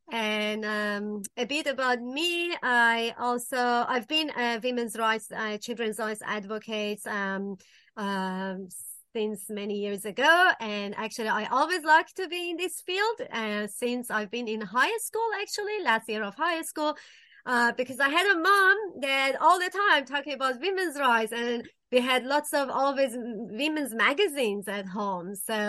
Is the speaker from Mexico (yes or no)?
no; Iran; moved away as an adult; also born or lived in Sweden; now in New Zealand; I'm originally from Iran, and I left country around 2009